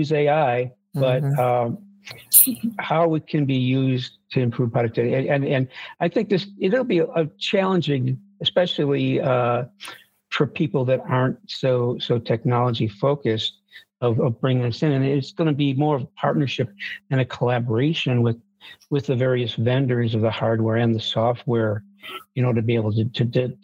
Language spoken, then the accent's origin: English; Buffalo, New York, United States; I grew up in Buffalo, New York, and it's known for snowstorms